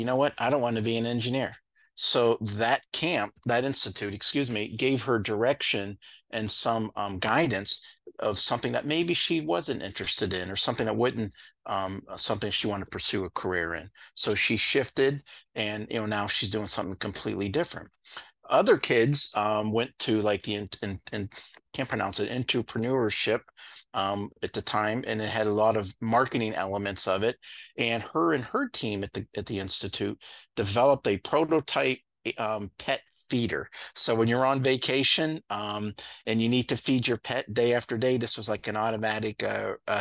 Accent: Ohio, United States; now in Vermont, United States; I'm actually from Ohio originally

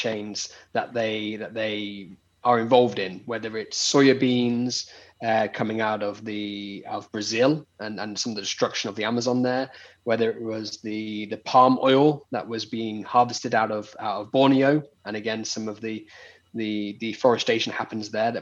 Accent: United Kingdom; moved away as an adult; now in Barcelona, Spain; I'm British, but so not got the Spanish accent

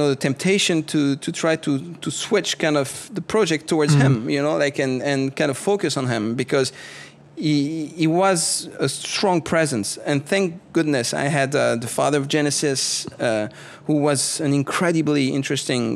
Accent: French part of Switzerland, Romandy, Switzerland; moved away; I'm from the French part of Switzerland

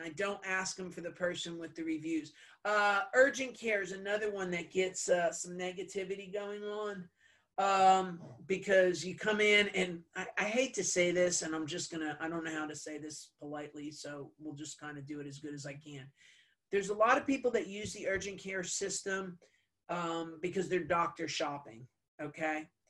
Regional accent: New Jersey, United States; I'm Italian. I'm from New Jersey

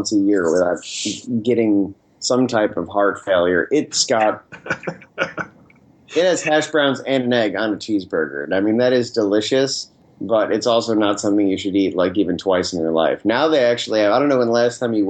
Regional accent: Northeast, United States; I am from the Northeast

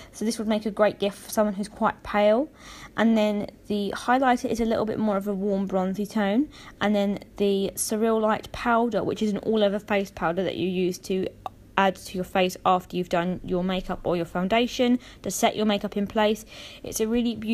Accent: United Kingdom; I'm from the United Kingdom

